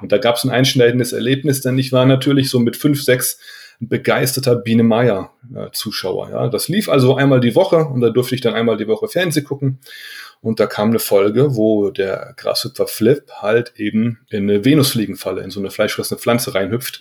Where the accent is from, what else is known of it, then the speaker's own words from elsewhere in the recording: Aurich, Lower Saxony, Germany; now in Darmstadt, Germany; ich bin in Aurich geboren, ja, in Ostfriesland, mhm. LA, Landkreis Aurich, ja, mhm. und das ist da sehr ländlich gewesen, äh, wo wir gewohnt haben